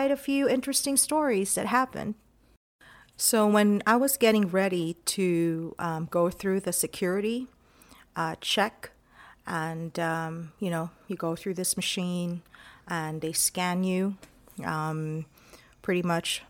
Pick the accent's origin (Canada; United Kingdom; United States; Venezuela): United States; El Paso, Texas; my hometown of El Paso, Texas